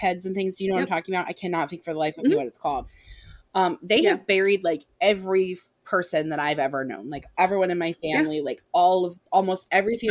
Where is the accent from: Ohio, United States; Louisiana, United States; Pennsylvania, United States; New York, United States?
Ohio, United States; grew up in a small town. We're from Ohio